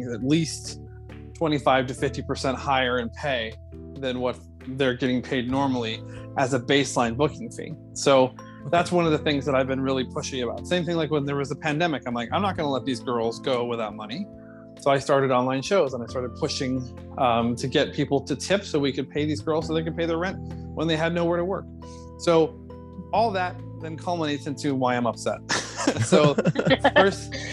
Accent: South Florida, United States; I come from South Florida

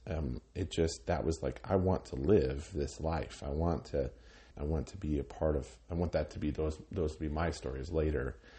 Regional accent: Cheyenne, Wyoming, United States; also born or lived in Laramie, Wyoming / Minneapolis, Minnesota; I grew up in Cheyenne. My father was, uh, in the Air Force, so we moved around when I was a kid, but from about third grade on, um, I lived in, in Cheyenne

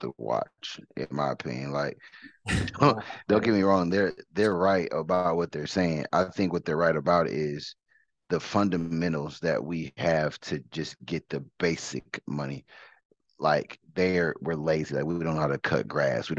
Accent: Detroit, Michigan, United States; moved away; also born or lived in Katy, Texas; I'm originally from Detroit, so I got a lot of family members

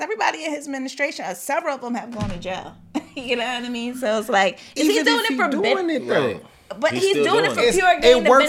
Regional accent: New Jersey, United States; I'm from Jersey

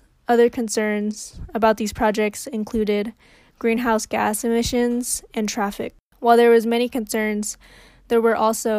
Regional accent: Santa Barbara County area, California, United States; born or raised there

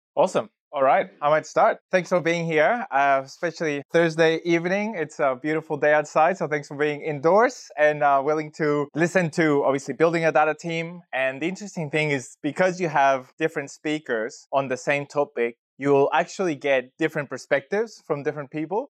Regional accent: Chile; moved away as an adult; now in Australia; I've been in Australia for about sixteen years working in data, and I'm originally from Chile, South America

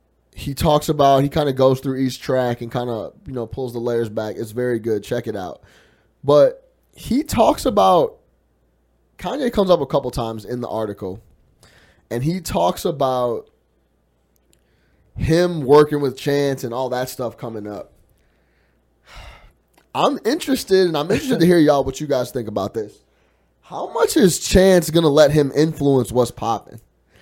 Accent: Chicago, Illinois, United States; I just talked about, you know, growing up on the South Side on 65th and Ingleside.

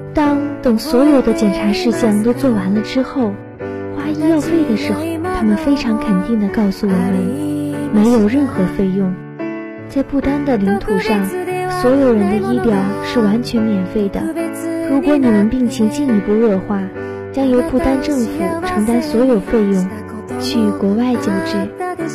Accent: China; 我们中国人常说穷家富路

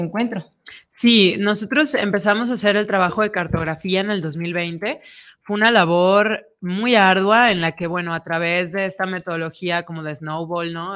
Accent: Guadalajara, Jalisco, Mexico; en nuestra ciudad

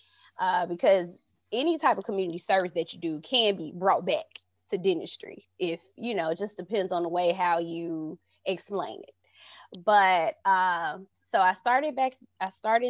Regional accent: Birmingham, Alabama, United States; I am from Birmingham, Alabama

